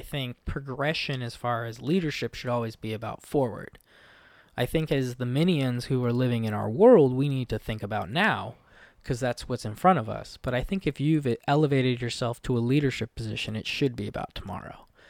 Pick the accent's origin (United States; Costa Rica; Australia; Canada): United States; Olympic Peninsula, Washington; I'm somebody from the Olympic Peninsula